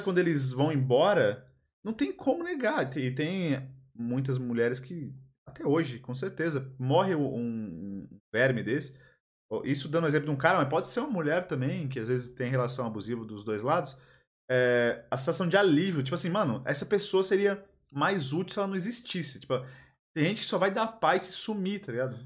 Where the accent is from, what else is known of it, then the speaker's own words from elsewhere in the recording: Belo Jardim, Pernambuco, Brazil; now in São Paulo, Brazil; Eu sou lá do interior de Pernambuco, né? lá em Belo Jardim.